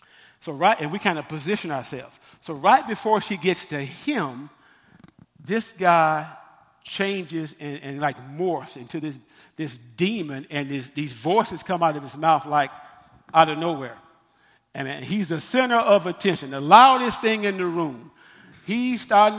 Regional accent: Memphis, Tennessee, United States; I'm from Memphis

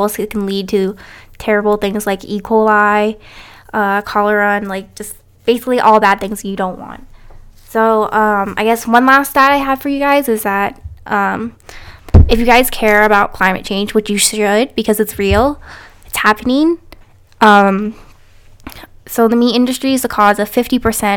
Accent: Canada; also born or lived in United States

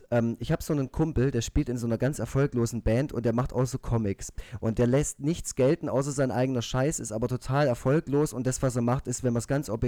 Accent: Baden-Württemberg, Germany; accent: Swabian; wenn ich ähm, Schwäbisch laber, dass die Leute äh, außerhalb von Süddeutschland ähm, äh, vor Schreck einen Herzinfarkt bekommen.

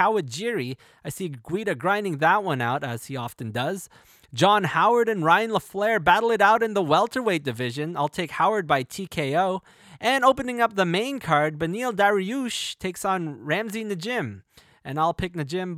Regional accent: Canada; my home country of Canada

